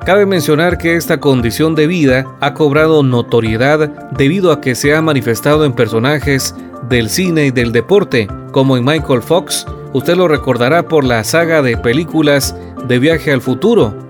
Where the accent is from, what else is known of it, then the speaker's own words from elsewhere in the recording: Guatemala; nos una como guatemaltecos